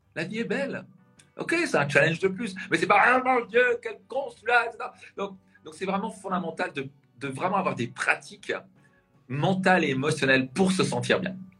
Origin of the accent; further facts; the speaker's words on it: Strasbourg, Grand Est, France; je viens de la région de Strasbourg.